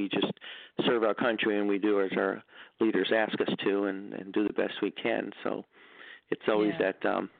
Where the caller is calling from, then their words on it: New York, United States; Hi, good evening. … from New York.